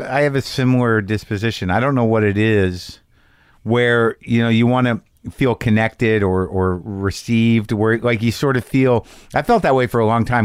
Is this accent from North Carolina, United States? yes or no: no; New Mexico, United States; I grew up in New Mexico